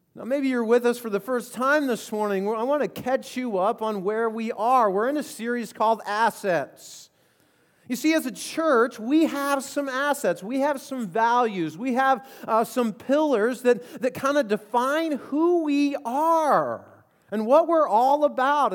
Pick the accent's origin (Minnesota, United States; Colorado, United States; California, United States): Colorado, United States; I grew up in Colorado